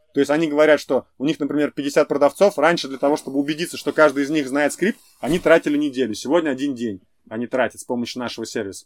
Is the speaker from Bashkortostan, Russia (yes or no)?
yes; Ufa, Bashkortostan, Russia; moved away as an adult; now in United States; я из Уфы